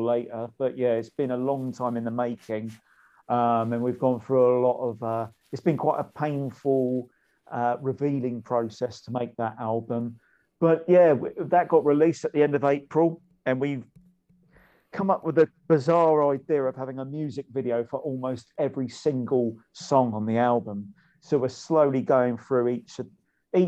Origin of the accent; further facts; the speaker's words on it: Eastleigh, South East England, United Kingdom; where I'm really from, no one's ever heard of it. But it's called Eastleigh